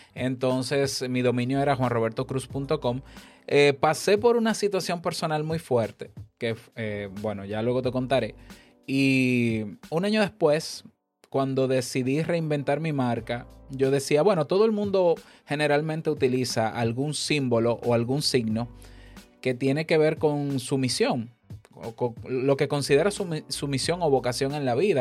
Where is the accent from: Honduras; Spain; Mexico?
Honduras; aquí en mi país